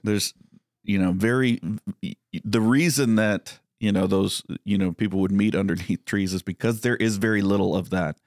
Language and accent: English; Texas, United States; growing up in Texas